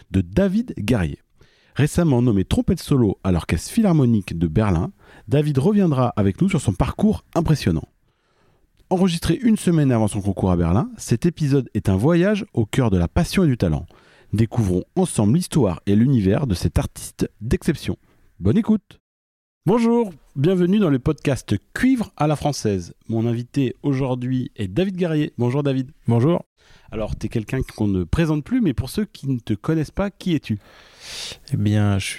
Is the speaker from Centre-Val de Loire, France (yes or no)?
no; Pierrelatte, Auvergne-Rhône-Alpes, France; moved away; also born or lived in Lyon; moi, je suis originaire de Pierre-Latte, dans la Drôme.